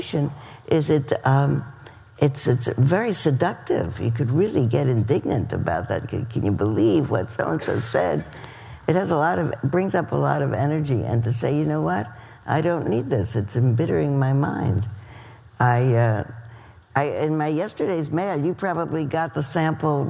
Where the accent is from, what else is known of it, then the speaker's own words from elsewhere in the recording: East Coast, United States; moved away; Where I grew up on the East Coast